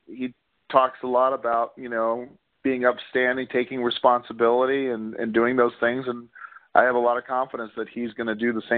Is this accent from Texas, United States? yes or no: yes; Houston, Texas, United States; also born or lived in Corpus Christi, Texas; now in Arizona, United States; who I've rooted for growing up in Houston and Texas.